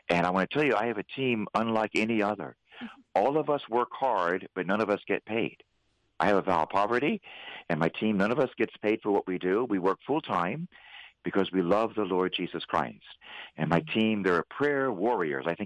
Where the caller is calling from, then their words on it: Philadelphia, Pennsylvania, United States; I'm actually speaking from Philadelphia.